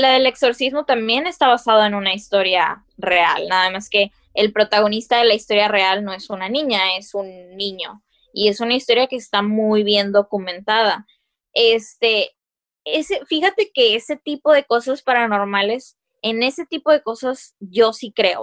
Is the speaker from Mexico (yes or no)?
yes; Mexico